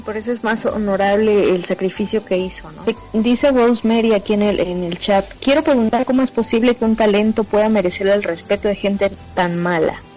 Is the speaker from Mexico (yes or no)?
yes; Mexico; nuestra cultura mexicana